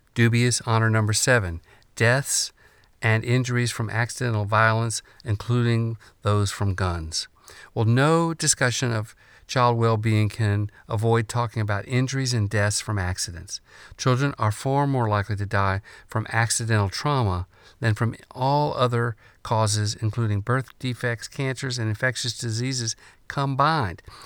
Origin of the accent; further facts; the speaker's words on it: United States; being an American is a source of great pride